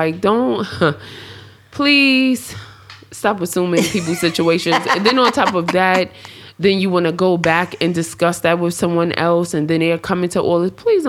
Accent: New York, United States; And, I'm from New York.

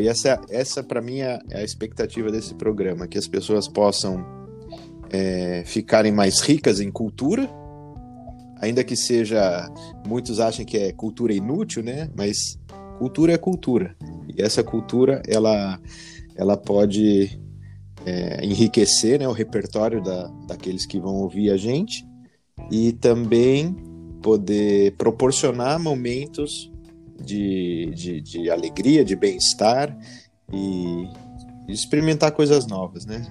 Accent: Jundiaí, São Paulo, Brazil; moved away as an adult; now in Denmark; sou natural de Jundiaí

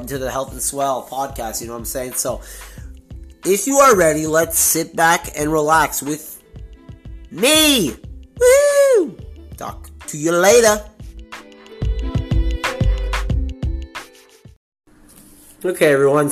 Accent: Montreal, Quebec, Canada; moved away as an adult; now in Toronto, Canada; born and raised in beautiful Montreal, Quebec.

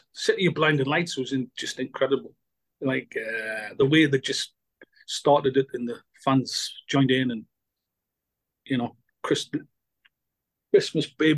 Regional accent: North East England, United Kingdom; Country boy from Northeast England

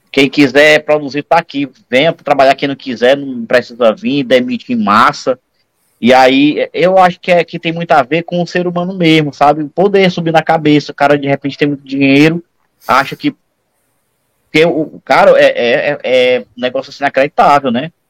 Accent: Ceará, Brazil; Eu vou chamar de fuleirais, que eu sou cearense.

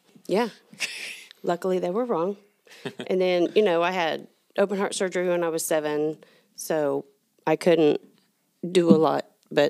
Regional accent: Allen, Texas, United States; I grew up in Allen before it was Allen. There was a little bitty town, wasn't even on the map, literally wasn't on the map.

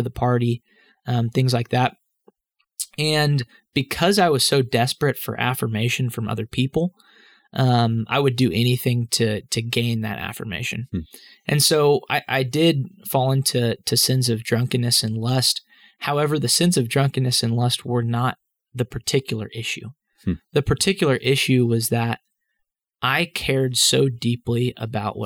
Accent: Dallas, Texas, United States; I grew up in Dallas, Texas

